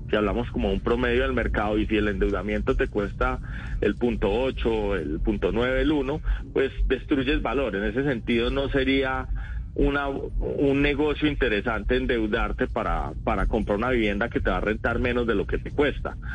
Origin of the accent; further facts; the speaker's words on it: Paisa region, Antioquia, Colombia; accent: paisa; se me nota que soy paisa y, vivo enamorado de esta región.